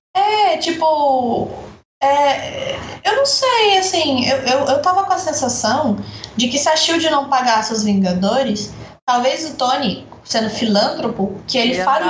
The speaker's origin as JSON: {"language": "Portuguese", "country": "Brazil", "said": "eu sou brasileira"}